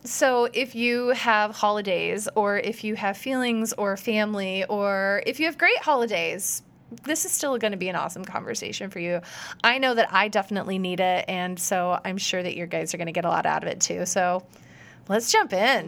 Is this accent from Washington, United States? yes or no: no; Iowa, United States; I grew up in Iowa